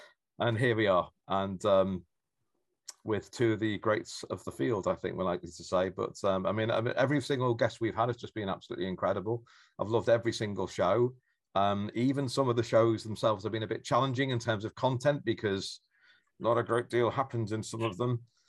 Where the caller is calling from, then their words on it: Norwich, East of England, United Kingdom; I'm calling from Norwich in Norfolk